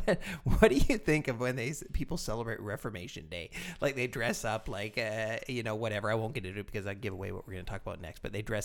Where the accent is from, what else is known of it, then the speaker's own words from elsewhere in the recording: England, United Kingdom; We're English, Chica. We say Wittenberg.